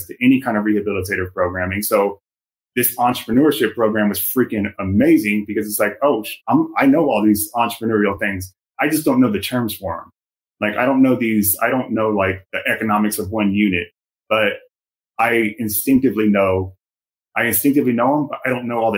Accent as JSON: {"language": "English", "town": "San Antonio", "region": "Texas", "country": "United States", "tie": "born or raised there", "also_born_or_lived": "Southern California", "moved": "yes", "said": "I was born and raised in San Antonio, Texas."}